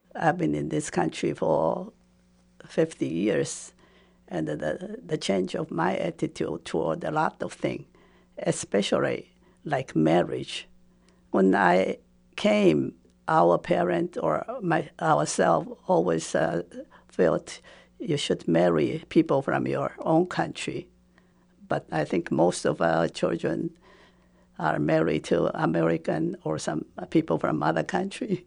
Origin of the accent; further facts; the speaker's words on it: Taipei, Taiwan; first language Japanese; English is a second language; moved away as an adult; also born or lived in Bloomington, United States; now in United States; When I was growing up, Taiwan was under Japanese